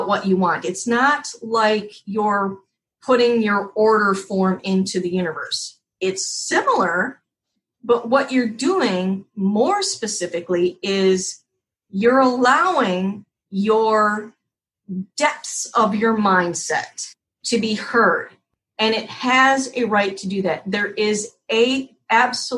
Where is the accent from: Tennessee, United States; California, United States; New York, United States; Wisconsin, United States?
Wisconsin, United States; now in Key West, United States; Tammy and I are from the Midwest. We're actually from Wisconsin.